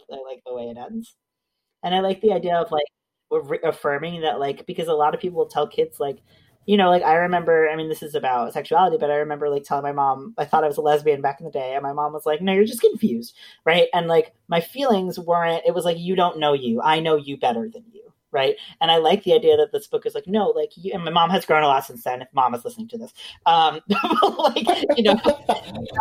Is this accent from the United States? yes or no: yes; United States; now in Canada; I'm originally from the States